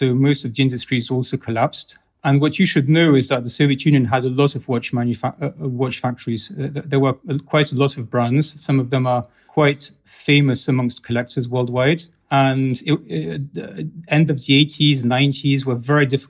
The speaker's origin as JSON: {"language": "English", "region": "England", "country": "United Kingdom", "tie": "born or raised there", "moved": "yes", "lives_now": "Russia", "said": "I was raised in England."}